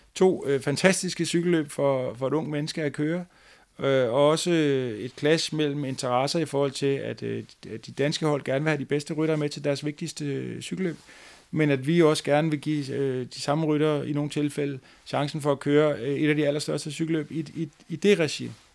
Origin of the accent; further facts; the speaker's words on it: Fredensborg, Capital Region of Denmark, Denmark; den lokale fodboldklub i Fredensborg, hvor jeg kommer fra